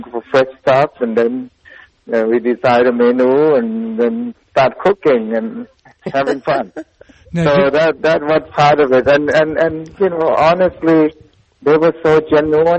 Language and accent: English; Thailand; now in Pittsburgh, United States; growing up in Thailand, Lao food is just part of the conversation at the table.